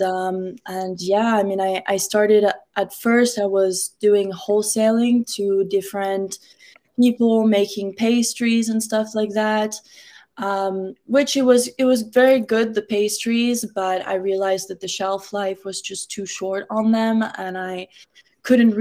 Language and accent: English; Miami, Florida, United States; also born or lived in France / Morocco; I was born in Miami, but I moved around a lot when I was young. But I've been back in Miami since middle school